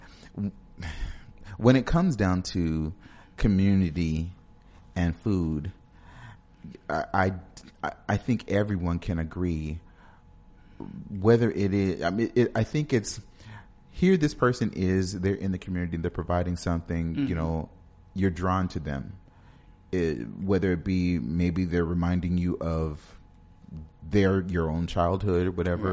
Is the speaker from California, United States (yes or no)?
yes; Los Angeles, California, United States; moved away; I'm from Los Angeles.